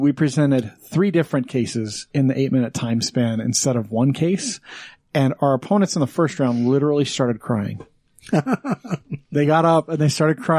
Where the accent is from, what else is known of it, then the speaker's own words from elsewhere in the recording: Green River, Wyoming, United States; now in Utah, United States; I grew up in Wyoming. Okay. I went to school in Green River, Wyoming. Okay. That's all high school.